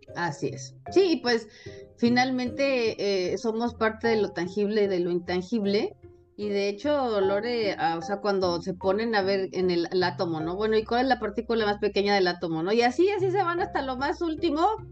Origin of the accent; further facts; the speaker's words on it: Mexico; yo soy de México